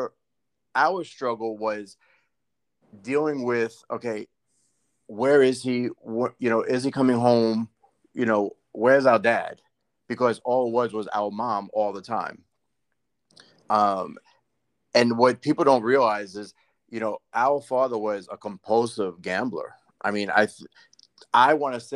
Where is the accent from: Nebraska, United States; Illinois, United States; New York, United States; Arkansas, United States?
New York, United States; we grew up in New York.